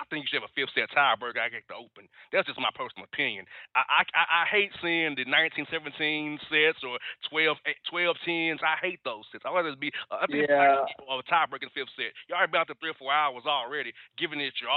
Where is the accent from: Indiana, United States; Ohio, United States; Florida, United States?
Florida, United States; Winter Garden; I grew up in a house where our house is on Lake Apopka in Winter Garden, Florida